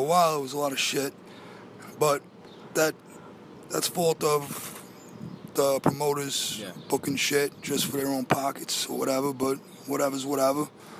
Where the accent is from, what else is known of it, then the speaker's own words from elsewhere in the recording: Ozone Park, New York, United States; Ozone Park.